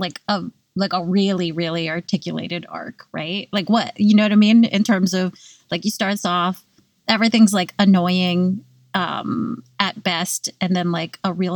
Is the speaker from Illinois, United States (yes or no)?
no; California, United States; now in New York, United States; I grew up in California and it never was cold